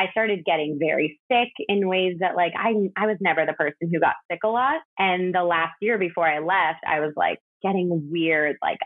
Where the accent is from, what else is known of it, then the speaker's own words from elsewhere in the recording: outside Chicago, Illinois, United States; moved away as an adult; now in New York City, United States; I grew up outside Chicago. I've lived in New York City for 12 years now.